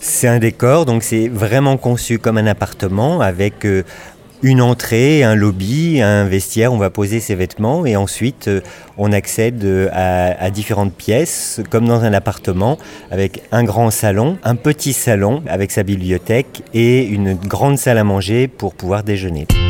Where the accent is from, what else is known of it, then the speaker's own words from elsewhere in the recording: Lyon, Auvergne-Rhône-Alpes, France; also born or lived in Paris; now in Bordeaux, France; je suis originaire de Lyon, donc de province